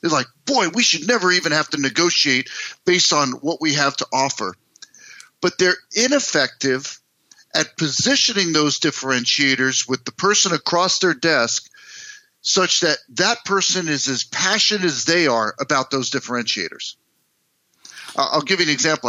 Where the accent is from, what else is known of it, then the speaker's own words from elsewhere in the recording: United States; moved away as an adult; also born or lived in New York City, United States / New Jersey, United States; now in Minneapolis, United States; I grew up in East Coast, New York City, New Jersey.